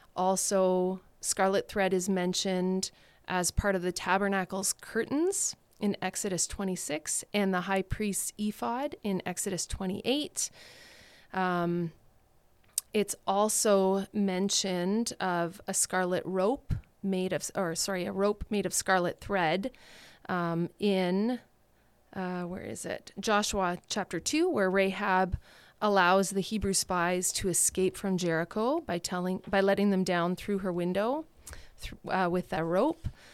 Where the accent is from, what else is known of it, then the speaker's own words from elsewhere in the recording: Thunder Bay, Ontario, Canada; I grew up in Thunder Bay